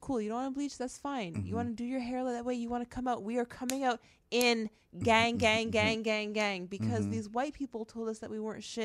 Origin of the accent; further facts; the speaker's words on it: Canada; And then we were raised in Canada.